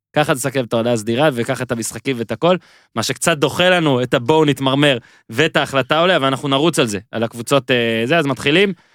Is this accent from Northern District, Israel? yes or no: yes; Northern District, Israel; אני מהצפון